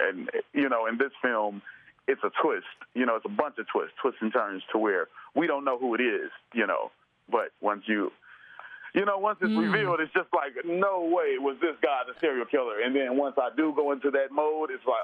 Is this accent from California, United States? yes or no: no; Chicago, Illinois, United States; also born or lived in Oak Park, Illinois; from up until seventh grade, I lived on the west side of Chicago. And then, we moved to the south side, went to high school in Hyde Park, Kenwood Academy